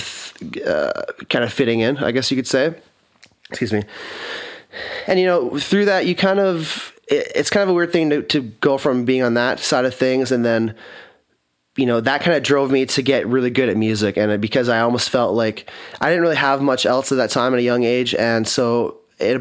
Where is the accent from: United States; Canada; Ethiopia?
Canada; Kelowna, British Columbia; I'm born and raised in Kelowna